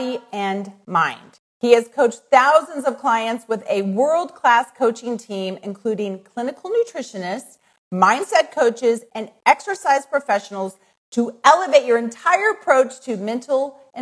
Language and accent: English; Midwest, United States; accent: plain Midwest; a little like plain Midwest accent